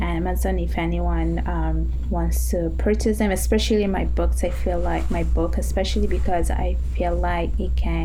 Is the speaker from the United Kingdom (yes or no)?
no; Italy; now in Montreal, Canada; I was born and raised in Italy